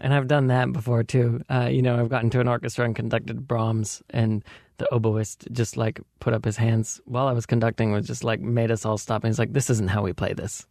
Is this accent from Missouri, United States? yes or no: no; Belgrade, Montana, United States; moved away; I grew up in Belgrade, Montana